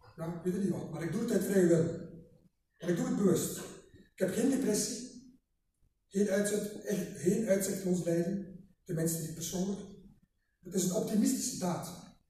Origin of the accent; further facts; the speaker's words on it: Ostend, Flanders, Belgium; ik ben geboren in Oostende